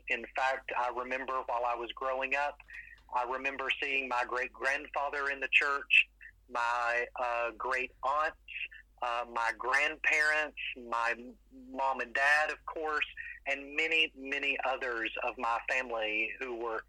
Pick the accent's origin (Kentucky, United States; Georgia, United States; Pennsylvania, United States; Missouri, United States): Kentucky, United States; London; also born or lived in Louisville, Kentucky; So I grew up in London, Kentucky, and was born and raised in the country on a farm.